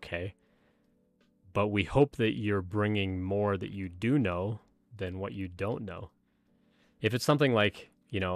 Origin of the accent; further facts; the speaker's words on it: Canada; moved away; I'm originally from Canada, where football wasn't as big a deal as something like hockey or basketball